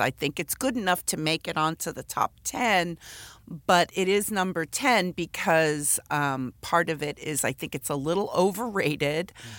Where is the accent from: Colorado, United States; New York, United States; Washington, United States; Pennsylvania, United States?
New York, United States; New York City; now in San Diego, United States; I grew up in the Bronx